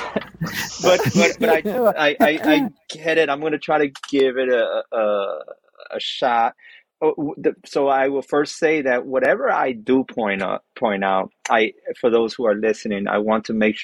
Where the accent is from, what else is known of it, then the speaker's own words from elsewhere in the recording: Miami, Florida, United States; I was born in Miami, but I grew up in prison.